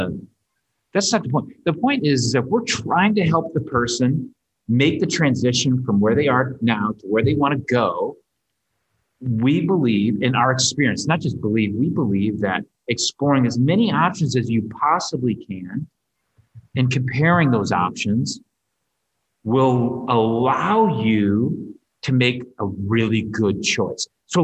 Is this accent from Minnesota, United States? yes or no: yes; Minnesota, United States; I'm from Minnesota.